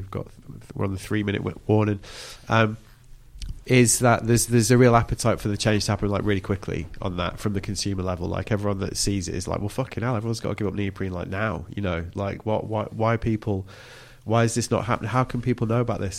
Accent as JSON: {"language": "English", "region": "England", "country": "United Kingdom", "said": "we're still English enough"}